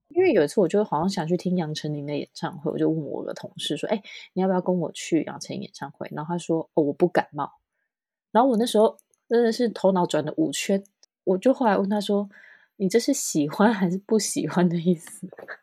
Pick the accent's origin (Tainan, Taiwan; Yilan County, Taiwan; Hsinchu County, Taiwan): Tainan, Taiwan; moved away as an adult; now in Beijing, China; 我是台南人嘛